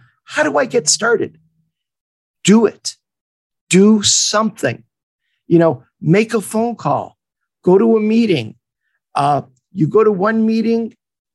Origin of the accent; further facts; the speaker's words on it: Montreal, Quebec, Canada; now in Los Angeles, United States; I'm based in Los Angeles, but I was born and raised in Montreal.